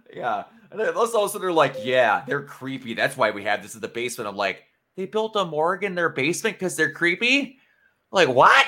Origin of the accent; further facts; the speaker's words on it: Wisconsin, United States; I don't consider myself to have an accent, but like I go outside of Wisconsin and everyone's like, "Man, you talk funny."